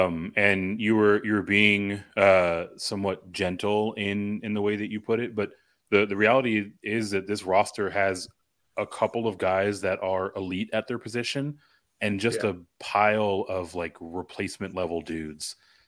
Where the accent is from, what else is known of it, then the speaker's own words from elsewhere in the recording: Texas, United States; But growing up in Texas, I always heard it as making chicken salad out of chicken shit.